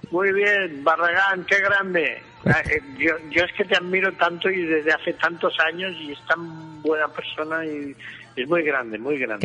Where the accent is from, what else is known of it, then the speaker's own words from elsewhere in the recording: Lleida, Catalonia, Spain; also born or lived in Madrid; en Lleida es la tranquilidad, he nacido, he vivido, he trabajado aquí mucho tiempo